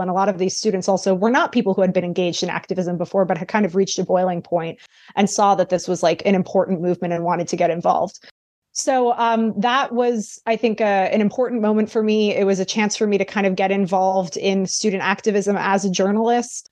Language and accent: English; New York City, New York, United States; I grew up in New York City